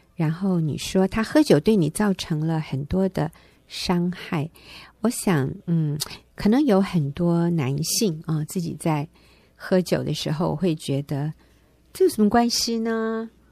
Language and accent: Chinese; Taiwan; 我们台湾人就习惯说 feel